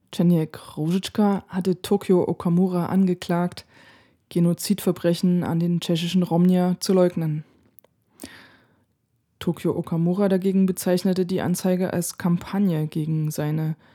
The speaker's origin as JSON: {"language": "German", "region": "California", "country": "United States", "tie": "born or raised there", "said": "Ich bin in den USA aufgewachsen, was eine komplett andere Geschichte ist. Ich bin in einer sehr bunt gemischten Gegend in Kalifornien aufgewachsen."}